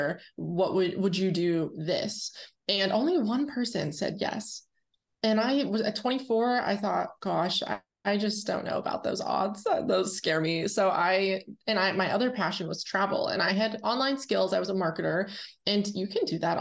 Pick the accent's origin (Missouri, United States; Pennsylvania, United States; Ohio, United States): Pennsylvania, United States; Irwin